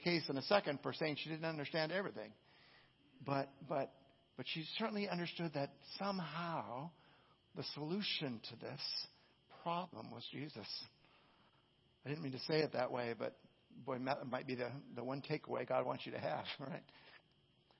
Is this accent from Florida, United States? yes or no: no; California, United States; I'm from California